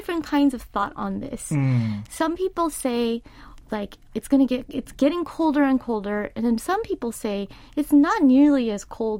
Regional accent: California, United States; now in South Korea; my winter growing up in California is just completely different.

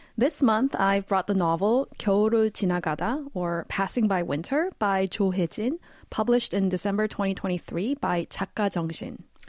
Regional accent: Vancouver, British Columbia, Canada; moved away as an adult; now in South Korea; I'll actually be moving back to my hometown of Vancouver, Canada after eleven years in Korea

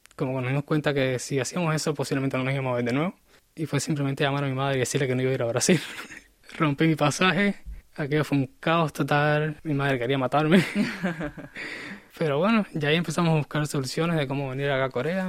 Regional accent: Cuba; born or raised there; moved away as an adult; now in South Korea

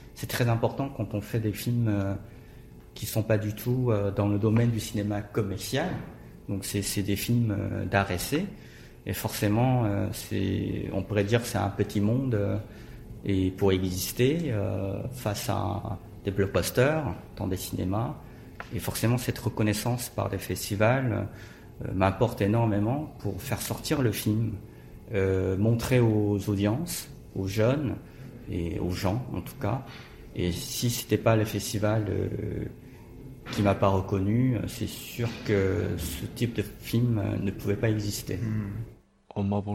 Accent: Busan, South Korea; born or raised there; French is a second language; moved away as an adult; also born or lived in France

